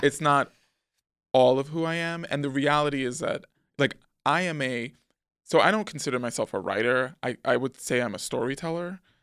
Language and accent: English; New York City, New York, United States; also born or lived in Manhattan / Harlem; we moved back to the Bronx when I was, like, four going on five, and that's where I remained through my teen years.